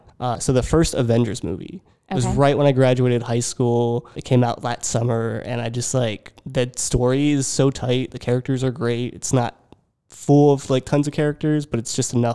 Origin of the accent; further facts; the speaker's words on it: Richland, Pennsylvania, United States; also born or lived in Lebanon, Pennsylvania / Philadelphia; I grew up in a very small town, Richland, Pennsylvania